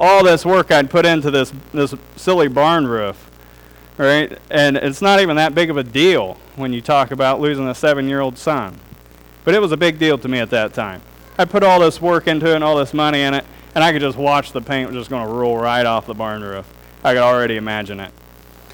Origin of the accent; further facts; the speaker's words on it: Darke County, Ohio, United States; also born or lived in Germantown; I grew up in Dark County